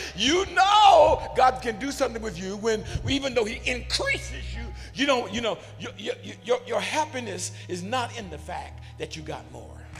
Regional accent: United States; We grew up in America

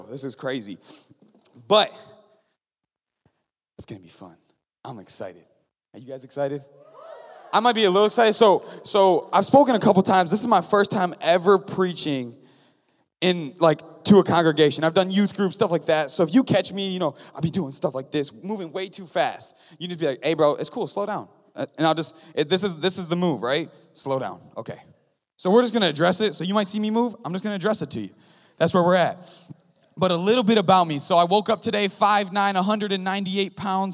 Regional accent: Lansing, Michigan, United States; I grew up in Lansing, born and raised right here

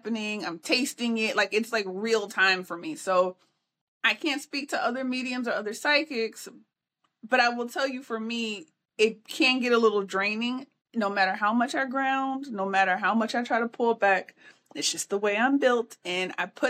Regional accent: Midwest, United States; I'm a Midwesterner by birth, so I grew up in a portion of Tornado Alley

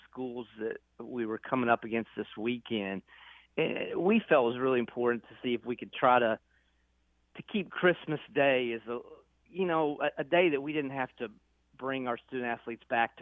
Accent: Murray, Kentucky, United States; I grew up in Murray.

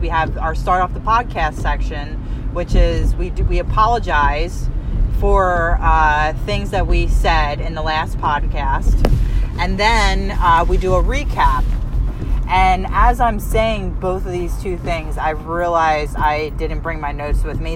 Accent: Delaware County, Pennsylvania, United States; born or raised there; also born or lived in Brewerytown, Philadelphia; now in Philadelphia, United States

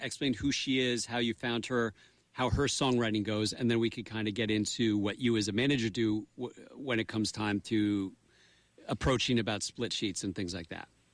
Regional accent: Madison, New Jersey, United States; I grew up in Madison, New Jersey, right around from Drew University

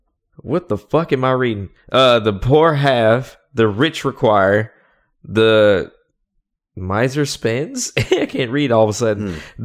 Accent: the South, United States; Well, I am from the South. You know, so the hospitality.

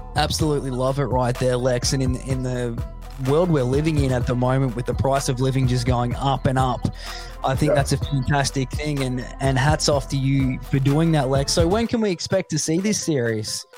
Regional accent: Australia; where I grew up in the middle of nowhere, Australia

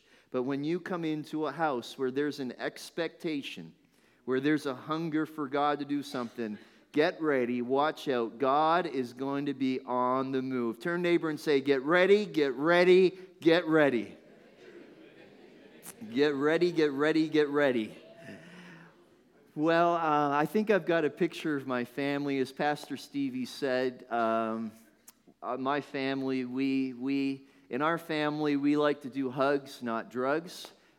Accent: Northern Ireland, United Kingdom; born there; You won't know it, but that's actually where I was born. How many thought that I was from Northern Ireland? Nobody. Nobody ever thinks that. So my family emigrated.

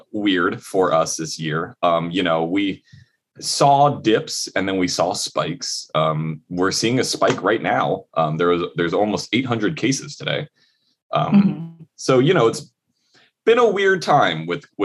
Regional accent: Hawaii, United States; growing up in Hawaii

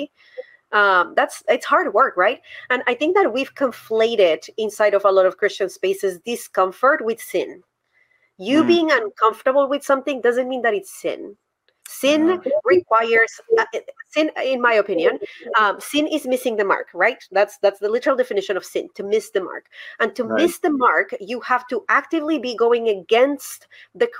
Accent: Colombia; English is a second language; now in United States; I learned English in Colombia. I didn't learn English in the United States. I learned English in Colombia.

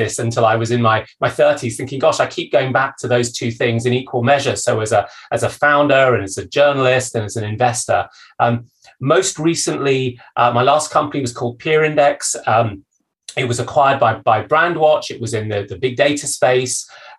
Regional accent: Zambia; born there; where I was born in Zambia, where my dad was working for an economic development organization, helping a newly independent Zambia develop the types of institutions that well-run countries have.

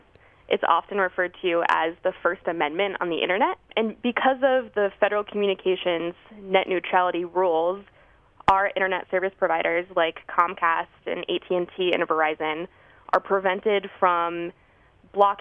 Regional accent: Albuquerque, New Mexico, United States; now in Washington, D.C., United States; I'm originally from Albuquerque, New Mexico

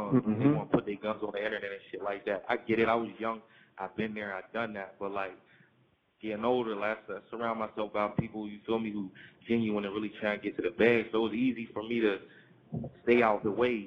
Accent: Pittsburgh, Pennsylvania, United States; I'm from Pittsburgh, I'm from P.A., and, like, life growing up, man, I fell victim of the streets.

